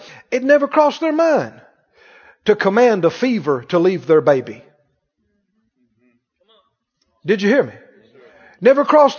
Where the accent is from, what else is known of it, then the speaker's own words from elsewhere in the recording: the South, United States; Growing up in the South, I heard this phrase, poor as Job's turkey.